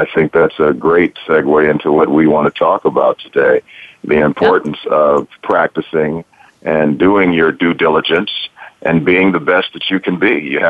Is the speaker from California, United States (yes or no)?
no; Detroit, Michigan, United States; I grew up in Detroit, and I come from a musical family.